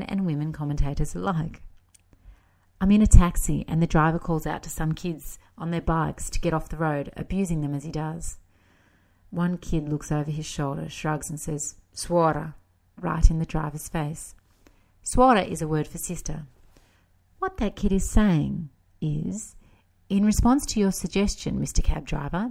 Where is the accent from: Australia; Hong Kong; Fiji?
Australia; accent: Australian; moved away as an adult; now in Italy; my schoolbook Italian with my Australian accent